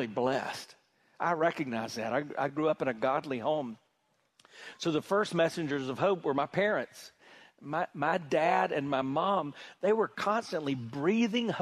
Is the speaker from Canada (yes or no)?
no; South Carolina, United States; I grew up in South Carolina